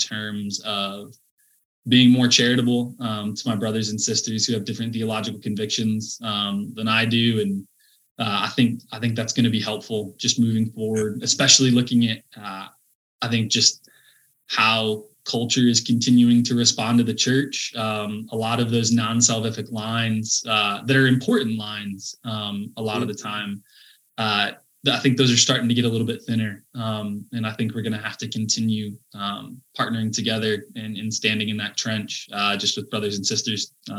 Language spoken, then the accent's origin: English; Midwest, United States; I think part of it for me was just growing up in the Midwest.